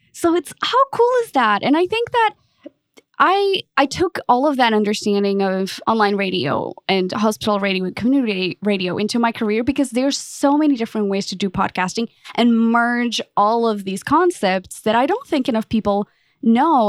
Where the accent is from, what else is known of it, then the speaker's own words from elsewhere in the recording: Portugal; moved away as an adult; also born or lived in London; now in Dallas, United States; I'm originally from Portugal, um, lived in London